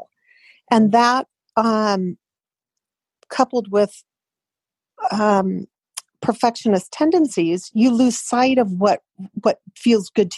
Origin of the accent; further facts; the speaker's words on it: California, United States; I was born and raised in California